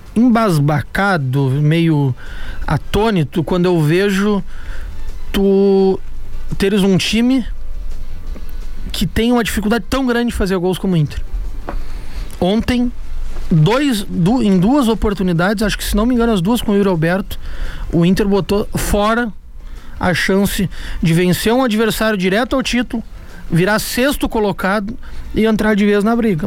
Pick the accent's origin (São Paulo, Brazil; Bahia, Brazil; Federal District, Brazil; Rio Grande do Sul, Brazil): Rio Grande do Sul, Brazil; Pedro Osório; lá na minha terra, em Pedro Osório